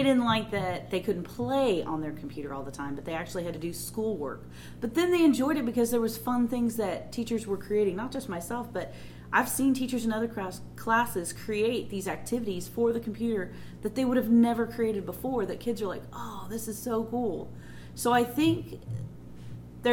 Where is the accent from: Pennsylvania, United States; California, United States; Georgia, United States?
California, United States; moved away; I grew up in California